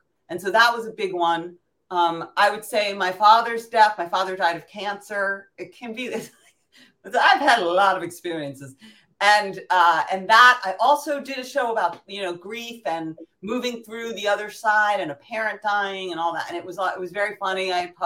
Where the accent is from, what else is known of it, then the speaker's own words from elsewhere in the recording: New York City, New York, United States; I'm from New York City